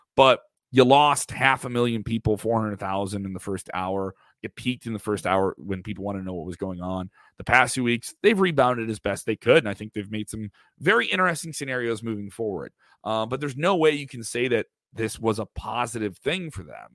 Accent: Chicago, Illinois, United States; I'm from Chicago

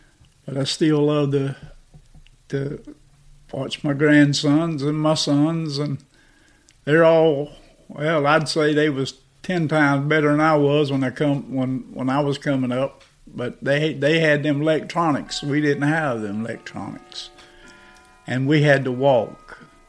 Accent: Perkins, Georgia, United States; And I just grew up my life in them woods. Then I moved back to Perkins, Georgia, my hometown.

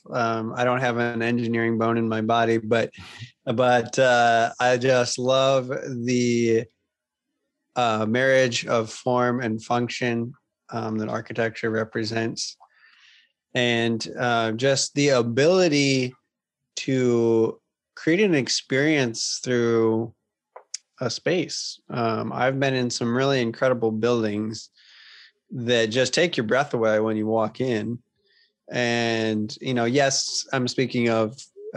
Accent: Milwaukee, Wisconsin, United States; I grew up in Milwaukee.

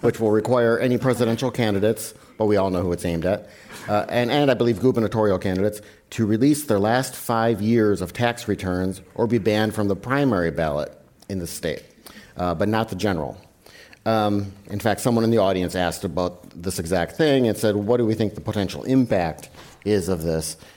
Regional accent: Wisconsin, United States; I'm from Wisconsin

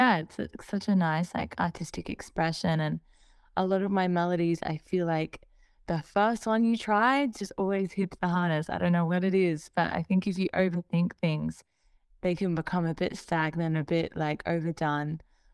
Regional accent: Australia; especially as an Australian artist, is just being so disconnected from the rest of the scene. And I feel like I need to just scream, like, I'm over here, like, look at Australia, look at what we're doing.

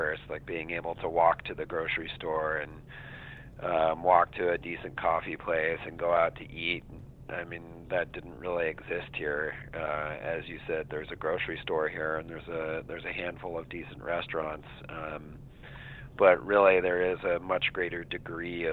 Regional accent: Santa Fe, New Mexico, United States; now in Vashon, United States; I grew up in Santa Fe, New Mexico, which is a smaller town

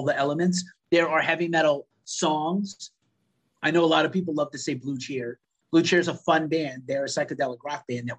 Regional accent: New York City, New York, United States; I'm from the Bronx

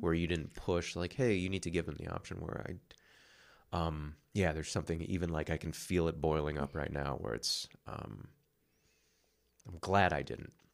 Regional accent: West Coast, United States; moved away; I'm from the West Coast

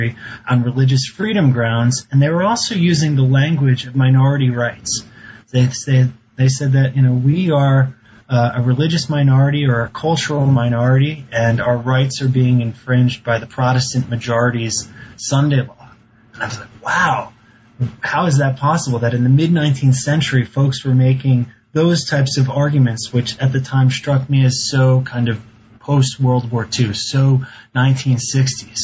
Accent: East Coast, United States; moved away as an adult; also born or lived in Boston; now in Montana, United States; I grew up on the East Coast

